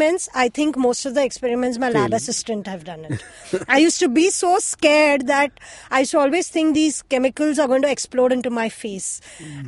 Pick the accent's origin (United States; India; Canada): India; Mumbai, Maharashtra; they moved to the place that I currently live in when I was born. So that is, I was born in Chembur as well